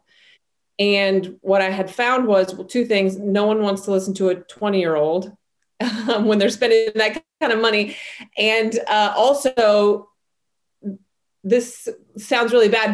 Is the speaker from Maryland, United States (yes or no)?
no; Salt Lake City, Utah, United States; I grew up in Salt Lake City, Utah